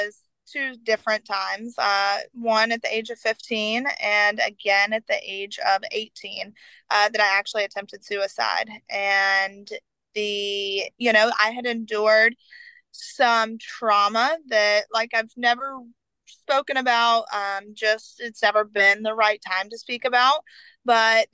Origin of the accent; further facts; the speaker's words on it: the South, United States; I grew up in the South